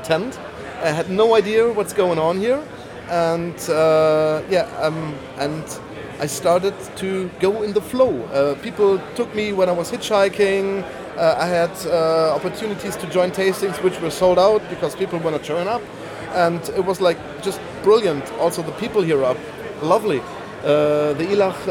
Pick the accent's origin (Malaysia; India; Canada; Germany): Germany; Bonn, North Rhine-Westphalia; I'm from Bonn, Western Germany.